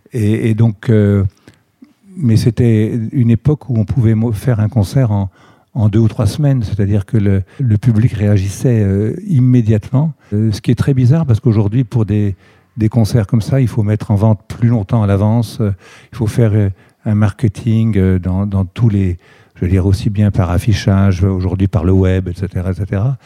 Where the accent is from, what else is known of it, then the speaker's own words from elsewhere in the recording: Reims, Grand Est, France; je suis originaire de, la Champagne, de Reims pour être précis, où je, suis né en 52.